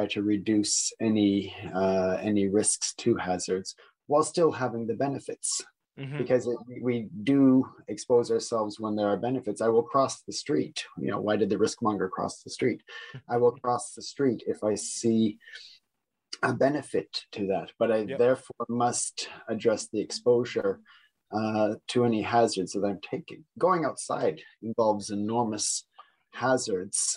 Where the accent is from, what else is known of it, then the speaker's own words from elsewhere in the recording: Niagara region, Ontario, Canada; moved away; I am also Canadian, coming from the Niagara region